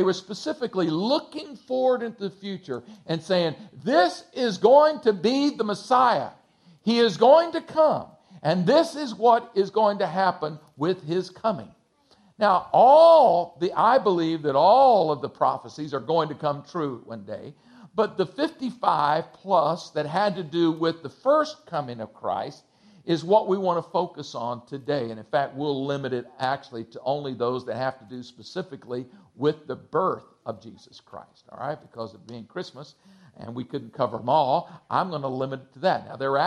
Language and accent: English; Texas, United States; I'm from Texas